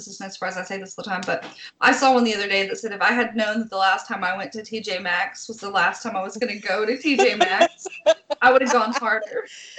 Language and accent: English; Oak Ridge, Tennessee, United States; moved away; I'm from Oak Ridge, which is where all of the national plants are. Where they like made the atomic bomb and stuff.